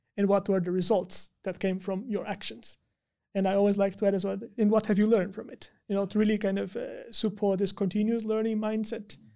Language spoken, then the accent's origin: English; Brazil; moved away as an adult; also born or lived in China; now in Tampere, Finland; I'm from Brazil